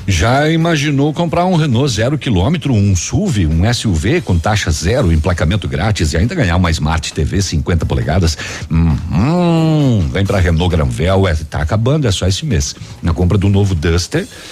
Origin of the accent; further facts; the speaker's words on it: Francisco Beltrão, Paraná, Brazil; also born or lived in Ampére; now in Pato Branco, Brazil; Eu vivi em Beltrão muitos anos, assim como em Pato Branco. Foi, foi criado em Beltrão. Mas a minha, nas, meu nascimento é de Ampere